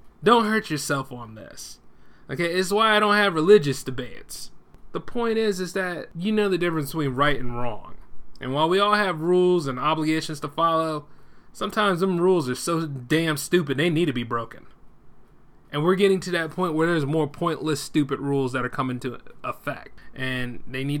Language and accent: English; United States; we as the American people